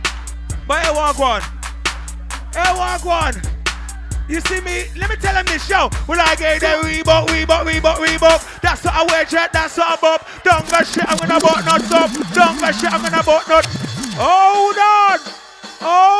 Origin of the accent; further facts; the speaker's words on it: London, United Kingdom; I'm in my hometown, Archway